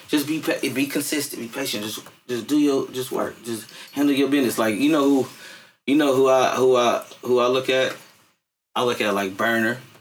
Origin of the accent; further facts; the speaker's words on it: San Francisco, California, United States; I'm from Fillmore